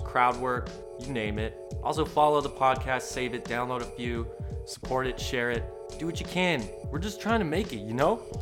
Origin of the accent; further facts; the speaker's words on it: Alberta, Canada; I grew up in Alberta, you know, lived a pretty normal, uh, middle class